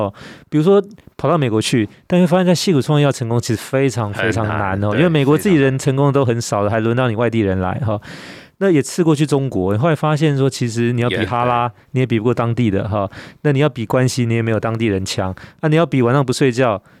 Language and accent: Chinese; Taiwan; 我们台湾人，我们台语讲的真好。